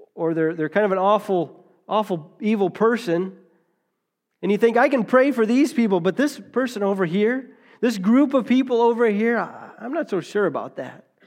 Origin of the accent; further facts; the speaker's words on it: United States; We're taught as, as American Christians